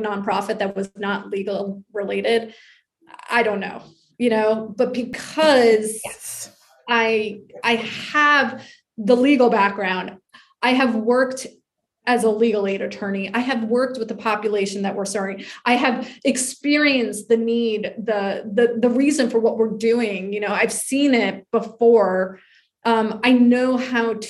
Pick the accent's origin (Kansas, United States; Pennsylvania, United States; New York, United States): New York, United States; moved away as an adult; now in Charleston, United States; I'm from New York.